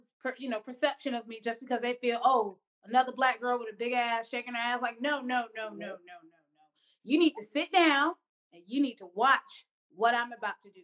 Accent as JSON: {"language": "English", "town": "Atlanta", "region": "Georgia", "country": "United States", "tie": "born or raised there", "said": "growing up in Atlanta, Georgia, right in the South"}